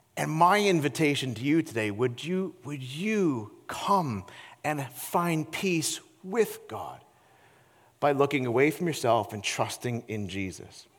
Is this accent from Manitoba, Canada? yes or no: no; Peterborough, Ontario, Canada; my hometown of Peterborough, Ontario